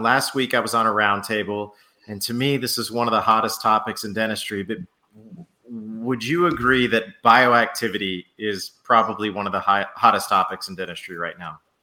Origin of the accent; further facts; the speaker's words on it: New Orleans, Louisiana, United States; moved away; I'm originally originally from New Orleans.